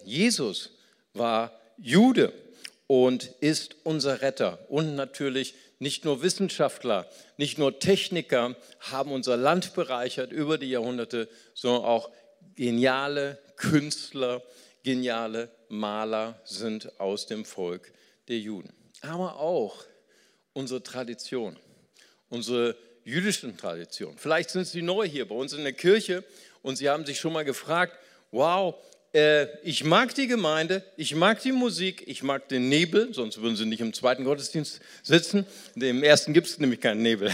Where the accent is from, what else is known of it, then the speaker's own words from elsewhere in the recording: Germany; also born or lived in Brazil; ich komme aus Deutschland